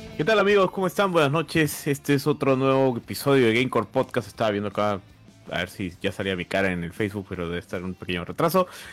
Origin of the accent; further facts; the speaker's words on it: Peru; somos peruanos